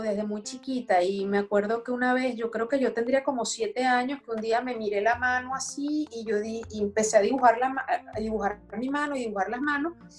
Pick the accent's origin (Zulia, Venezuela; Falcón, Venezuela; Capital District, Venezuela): Capital District, Venezuela; Caracas; born or raised there; accent: francés caraqueño; moved away as an adult; also born or lived in Brest, France; now in France